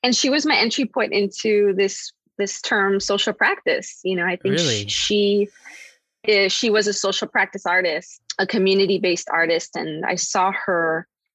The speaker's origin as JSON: {"language": "English", "town": "Chicago", "region": "Illinois", "country": "United States", "tie": "born or raised there", "said": "I grew up in Chicago. I was, you know, born and raised in a part of the city that is predominantly Mexican-American."}